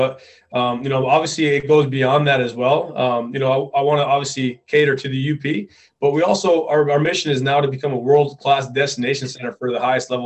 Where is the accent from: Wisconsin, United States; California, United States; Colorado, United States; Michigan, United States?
Michigan, United States; Upper Peninsula of; this community, kind of where I grew up